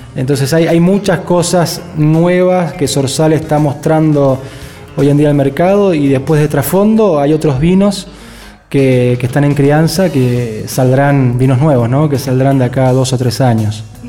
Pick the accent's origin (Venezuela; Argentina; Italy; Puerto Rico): Argentina; es como el argentino, ¿no? Somos, tenemos tanta, eh, ¿cómo se dice? Tanta facilidad para adaptarnos